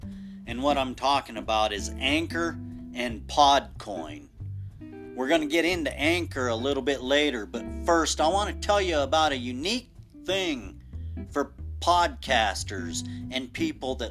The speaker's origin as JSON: {"language": "English", "country": "United States", "said": "We're all American."}